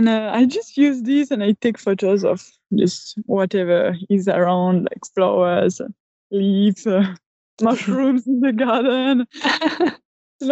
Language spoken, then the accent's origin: English; France; I'm a photographer from France, and I still live here in the French countryside near Switzerland.